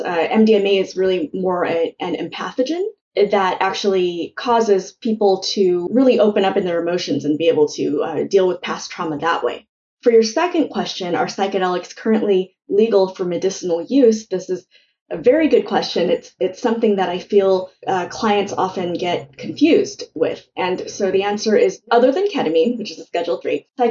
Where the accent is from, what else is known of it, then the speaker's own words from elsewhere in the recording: California, United States; I was born in California, but it was really soon after they came. And, growing up, all my relatives were slowly trickling